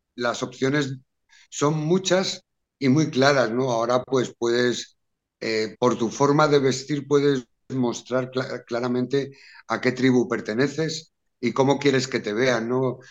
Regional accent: Madrid, Community of Madrid, Spain; Y vivíamos en, en, un barrio que hay en Madrid que es muy, muy castizo, muy popular, que se llama Lavapiés.

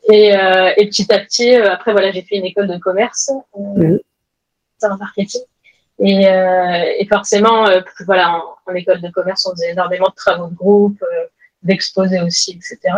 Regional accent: Grenoble, Auvergne-Rhône-Alpes, France; moved away as an adult; also born or lived in Ireland / Toulouse / Paris / Lille; now in Malmö, Sweden; En fait, j'ai commencé à donc je suis de Grenoble. Euh, j'ai vécu en Irlande, à Toulouse, à Paris, à Lille, à Aix-en-Provence, à Lyon. Et là, je suis en Suède, à Malmö, euh, près de Copenhague, dans le sud de la Suède

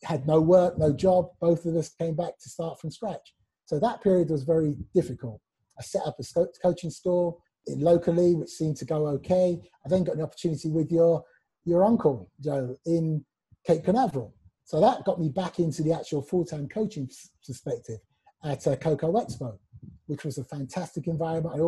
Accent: London, United Kingdom; Luther and Cyril and I grew up in Brent. We all come from the same place, which is the home of Wembley

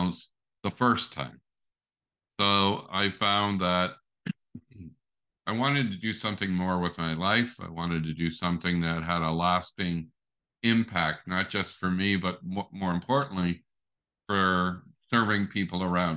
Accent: Windsor, Ontario, Canada; I grew up here in Windsor, not far from where I am right now at St. Anne's Parish

